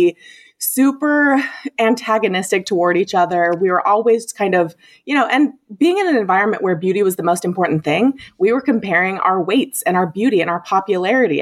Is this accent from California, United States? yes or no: no; southeastern Idaho, United States; Growing up as identical twins, we grew up in Idaho, in southeastern Idaho